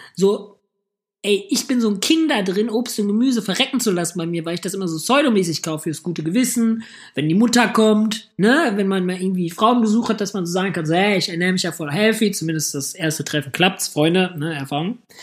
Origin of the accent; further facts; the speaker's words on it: Hamm, North Rhine-Westphalia, Germany; now in Düsseldorf, Germany; Ich komme ja aus Hamm.